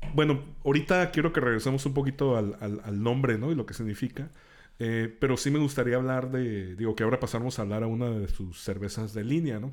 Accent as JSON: {"language": "Spanish", "town": "Tijuana", "region": "Baja California", "country": "Mexico", "said": "no, no soy norteño, yo soy fronterizo, ¿no? Transfronterizo"}